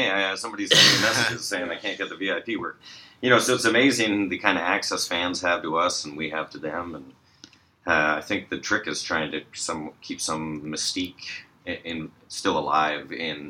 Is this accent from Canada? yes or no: yes; Canada; when we get to come back to Canada, I always feel like a sense of pride that we're back in our home country